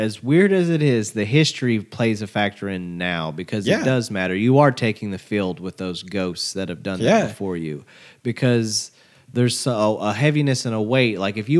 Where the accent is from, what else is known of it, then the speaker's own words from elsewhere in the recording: Dallas, Texas, United States; I'm from the Dallas area